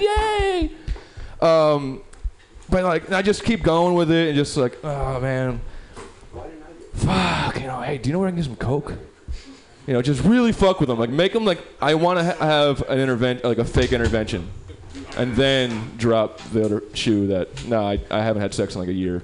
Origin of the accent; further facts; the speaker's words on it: New York, United States; now in San Francisco, United States; I'm from New York originally